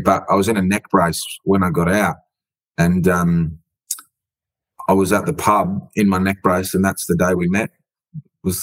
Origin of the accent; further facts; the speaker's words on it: Alice Springs, Northern Territory, Australia; also born or lived in Adelaide; I've lived in Alice Springs all bar the first 6 months of my life.